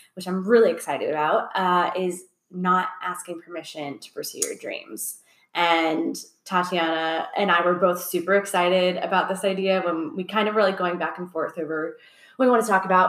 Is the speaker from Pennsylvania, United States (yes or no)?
no; Orlando, Florida, United States; moved away as an adult; also born or lived in Los Angeles; now in Atlanta, United States; I'm from Orlando, oh, but oh, yeah, yeah. I worked in LA a lot as a kid, and even Orlando. Like I love Orlando, and that was my home for my whole life